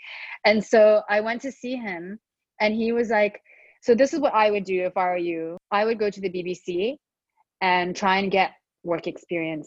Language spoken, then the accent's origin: English; Dubai, United Arab Emirates; moved away; I grew up in Dubai